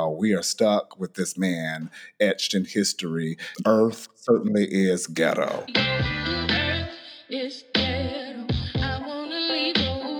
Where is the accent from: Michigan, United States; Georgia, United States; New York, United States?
Georgia, United States; Atlanta; Shout out to my hometown.